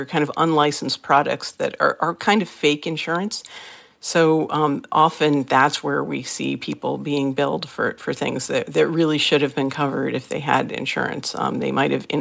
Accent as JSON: {"language": "English", "region": "Massachusetts", "country": "United States", "said": "my home state of Massachusetts"}